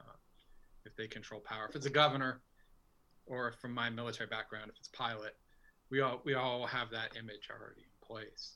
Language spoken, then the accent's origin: English; Burlington, Vermont, United States; moved away as an adult; now in Guilford, United States; I grew up in Burlington